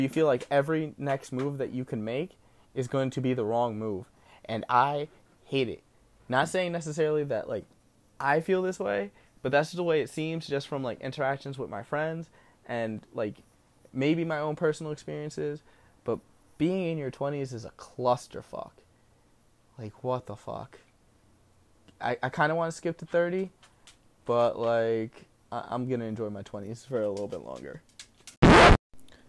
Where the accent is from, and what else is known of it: New Jersey, United States